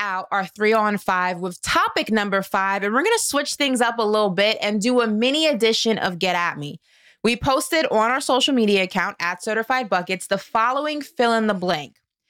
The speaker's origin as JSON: {"language": "English", "town": "New York City", "region": "New York", "country": "United States"}